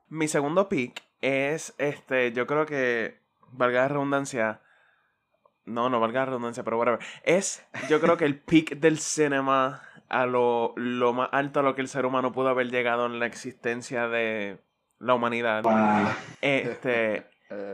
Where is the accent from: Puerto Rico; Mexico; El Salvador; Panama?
Puerto Rico; Caguas; yo soy de Cagua